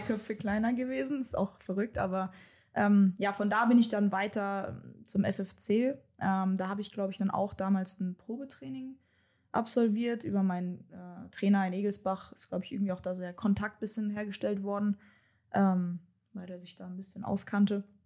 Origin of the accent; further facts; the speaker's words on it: Darmstadt, Hesse, Germany; moved away as an adult; also born or lived in Wixhausen / Frankfurt / Meppen; now in Leverkusen, Germany; komme gebürtig aus Darmstadt